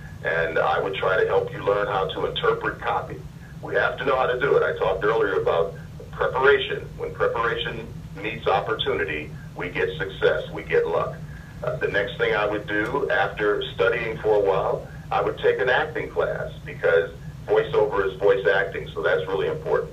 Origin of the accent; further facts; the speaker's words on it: Detroit, Michigan, United States; now in Los Angeles, United States; growing up in Detroit